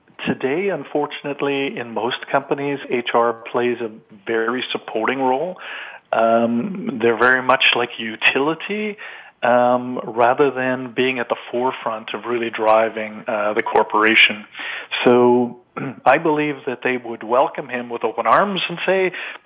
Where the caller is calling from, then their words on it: Calgary, Alberta, Canada; I'm calling from Calgary, Canada.